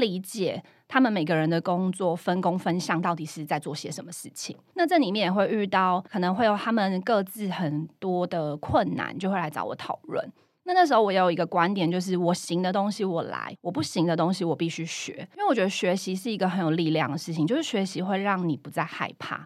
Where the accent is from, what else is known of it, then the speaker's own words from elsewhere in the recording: Chiayi, Taiwan; 因为我是嘉义人哦